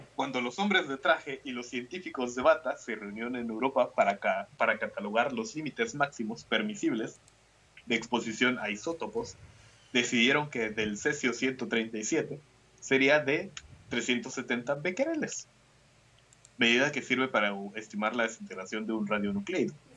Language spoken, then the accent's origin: Spanish; Mexico; soy mexicano